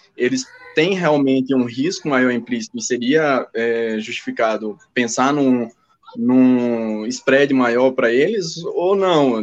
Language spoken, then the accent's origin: Portuguese; Aracaju, Sergipe, Brazil; now in Brasília, Brazil; Eu estou falando de Brasília, mas na verdade eu sou sergipano, né? Aracajuano